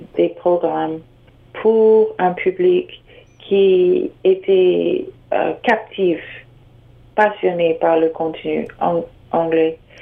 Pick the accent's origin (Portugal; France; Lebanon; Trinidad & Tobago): Trinidad & Tobago; now in Toronto, Canada; j'ai grandi au, aux Caraïbes, à Trinidad et Tobago